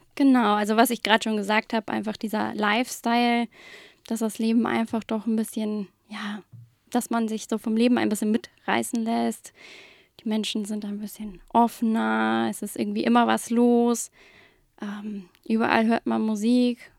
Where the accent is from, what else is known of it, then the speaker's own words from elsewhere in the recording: Hamburg, Germany; ich komme aus Hamburg, bin ganz gebürtige Hamburgerin, war hier in der Schule im Studium